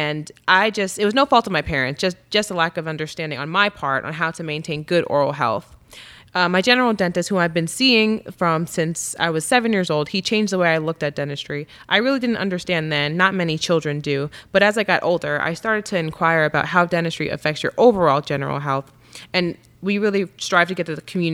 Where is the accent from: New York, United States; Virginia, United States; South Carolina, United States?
New York, United States; Amityville; I am from Amityville, New York. It's a small town on Long Island